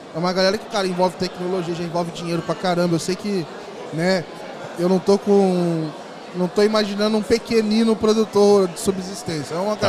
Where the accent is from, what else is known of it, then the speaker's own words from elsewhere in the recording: Volta Redonda, Rio de Janeiro, Brazil; lá na minha cidade, Volta Redonda, no Rio